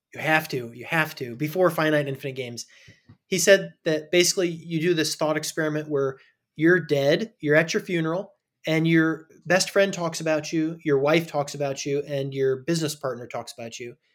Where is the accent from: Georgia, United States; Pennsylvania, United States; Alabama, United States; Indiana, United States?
Indiana, United States; also born or lived in California; I was born in California, but I grew up in Indiana in a small town